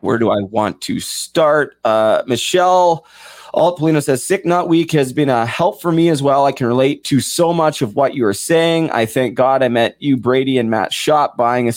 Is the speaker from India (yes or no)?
no; Vancouver, British Columbia, Canada; now in Ontario, Canada; I'm from Vancouver